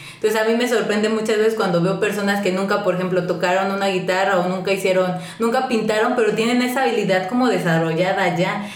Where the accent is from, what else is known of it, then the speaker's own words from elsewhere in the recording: Mexico; nosotros como mexicanos